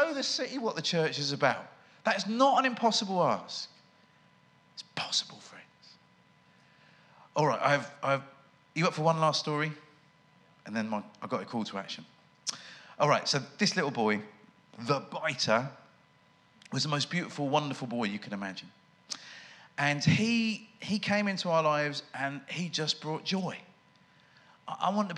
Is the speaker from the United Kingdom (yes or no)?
yes; United Kingdom; I'm British